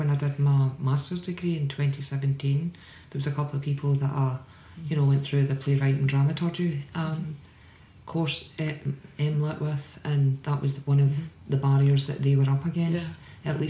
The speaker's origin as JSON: {"language": "English", "town": "Glasgow", "region": "Scotland", "country": "United Kingdom", "tie": "born or raised there", "also_born_or_lived": "England / Washington, D.C., United States", "moved": "as an adult", "said": "I was born and raised in Glasgow, and I left for 18 years. Actually, I left for 25 years because I lived in England before I went to the States."}